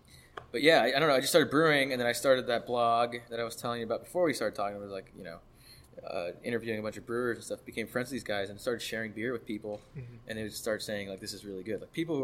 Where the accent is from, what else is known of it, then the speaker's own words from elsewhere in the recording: Miami, Florida, United States; also born or lived in Gainesville, Florida; Grew up most of my life in Miami, a little stint in like Central Florida.